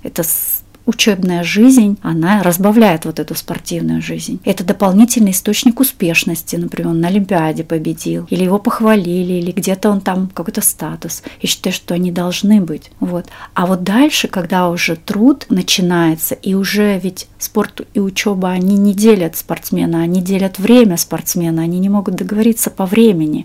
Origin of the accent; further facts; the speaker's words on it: Siberia, Russia; now in Moscow, Russia; я сама из Сибири, и, эм, сейчас живу в Москве